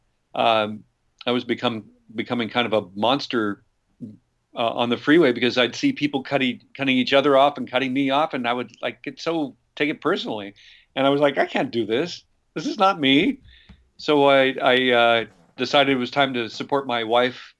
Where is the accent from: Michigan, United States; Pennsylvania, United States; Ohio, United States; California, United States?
California, United States; Los Angeles; also born or lived in north of San Francisco, California; I was born and raised in L.A. I'm a Hollywood kind of kid who grew up wanting to be in show business